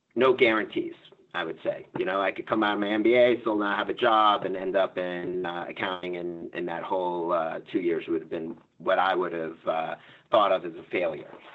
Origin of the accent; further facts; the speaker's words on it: Florida, United States; I come from Florida